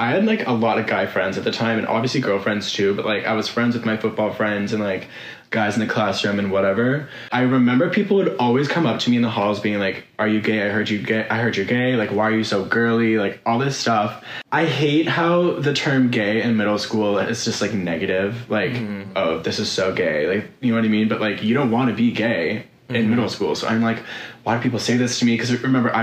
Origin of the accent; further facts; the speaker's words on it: South Shore of Boston, Massachusetts, United States; moved away as an adult; now in Los Angeles, United States; I'm from the South Shore of Boston, Massachusetts, born and raised